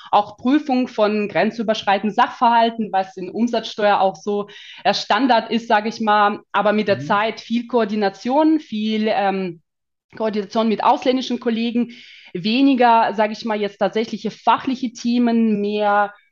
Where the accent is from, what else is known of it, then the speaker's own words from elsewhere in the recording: Kazakhstan; German is a second language; now in Germany; weil ich bin nicht gebürtige Deutsche, sagen wir mal, sondern mhm. ich komme tatsächlich aus, ähm, aus Kasachstan. Also mhm. gehöre zu den sogenannten Russlanddeutschen.